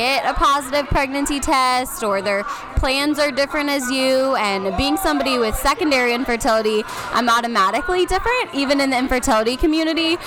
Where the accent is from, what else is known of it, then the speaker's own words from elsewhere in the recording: Columbus, Ohio, United States; I'm from Columbus, Ohio